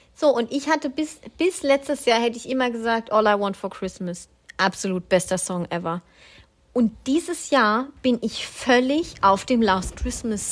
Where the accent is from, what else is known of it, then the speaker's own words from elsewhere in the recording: Swabia, Germany; ich bin ja Schwabe